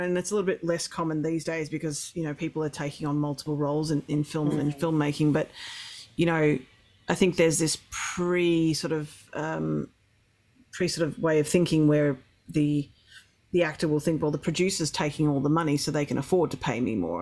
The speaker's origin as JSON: {"language": "English", "town": "Melbourne", "region": "Victoria", "country": "Australia", "tie": "born or raised there", "lives_now": "Ross Creek, Australia", "said": "I grew up in Melbourne, but my aunt had 400 acres and cattle"}